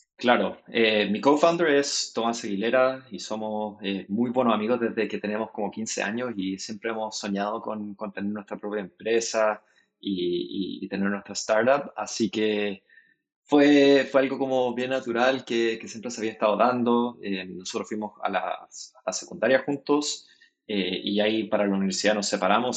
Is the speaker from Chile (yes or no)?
yes; Chile; moved away as an adult; also born or lived in United States; now in San Francisco, United States; yo nací en Chile, pasé harto tiempo de mi vida en, Estados Unidos cuando, cuando pequeño, volví a Chile para hacer todo lo que es la secundaria y la universidad.